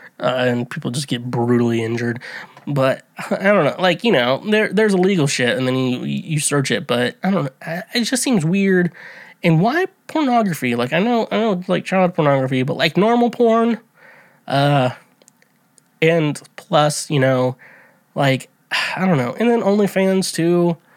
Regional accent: United States; I'm an American

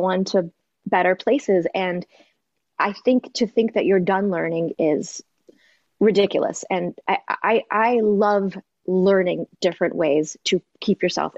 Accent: Toronto, Ontario, Canada; now in Los Angeles, United States; growing up in Toronto

